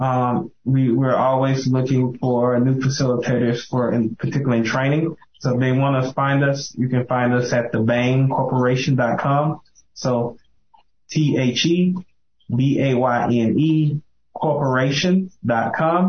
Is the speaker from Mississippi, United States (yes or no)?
yes; Mississippi, United States; moved away; my hometown, Mississippi. I'm from one of the small towns